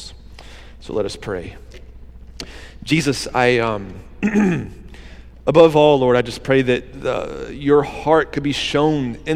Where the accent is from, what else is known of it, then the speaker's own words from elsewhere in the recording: Georgia, United States; now in Wilmington, United States; my hometown in Georgia